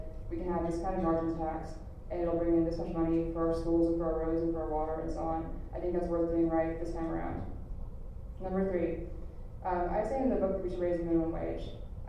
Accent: Texas, United States; the things you hear as a Texan, oh, Texans are just so backwards, so knuckle-dragging.

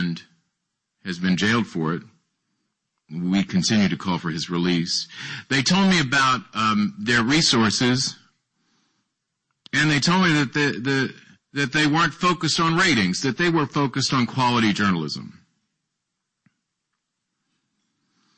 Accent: Nashville, Tennessee, United States; my hometown, Nashville, Tennessee

